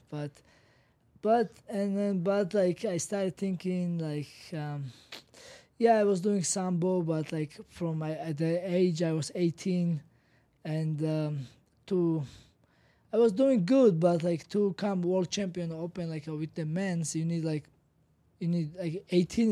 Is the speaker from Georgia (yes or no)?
yes; Georgia; I'm from Kanchi, Georgia